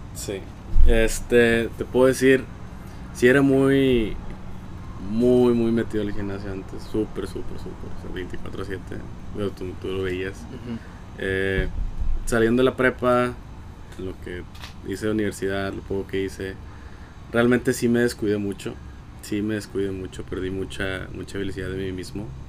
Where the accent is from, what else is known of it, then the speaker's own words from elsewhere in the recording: Monterrey, Nuevo León, Mexico; soy de Monterrey